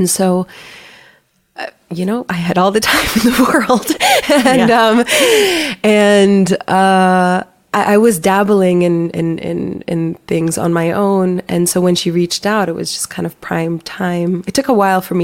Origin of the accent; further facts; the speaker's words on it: Manila, Metro Manila, Philippines; now in United States; I was born in the Philippines. I grew up in Manila